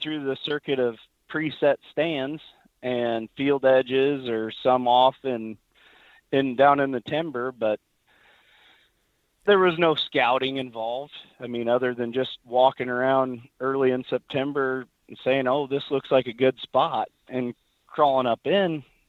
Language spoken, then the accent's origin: English; Missouri, United States; So I was from Missouri, and that brings its own challenges, you know, as far as rifle season being right in the middle of the rut.